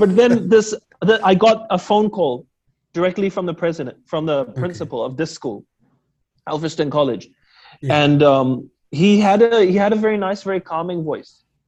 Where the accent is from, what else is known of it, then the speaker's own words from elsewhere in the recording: Auckland, New Zealand; I'm born and raised New Zealander